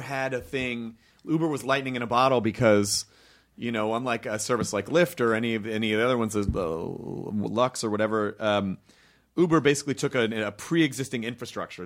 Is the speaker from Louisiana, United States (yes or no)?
no; Memphis, Tennessee, United States; I'm from Memphis